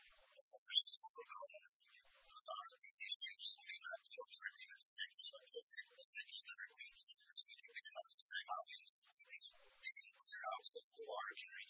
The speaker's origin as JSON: {"language": "English", "town": "Pecos", "region": "New Mexico", "country": "United States", "tie": "born or raised there", "said": "I was raised in Pecos, Mexico. I'm a 13th generation Mexican."}